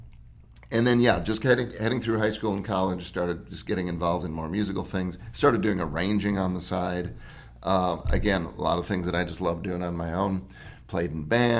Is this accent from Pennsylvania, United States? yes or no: no; Wisconsin, United States; I grew up in the Midwest, Wisconsin